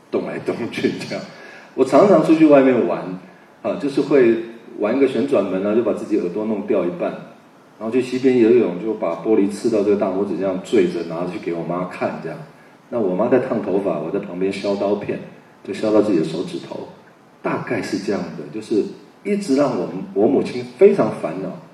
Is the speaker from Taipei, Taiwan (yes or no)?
yes; Taipei, Taiwan; 我是在那样的一个一个地方长大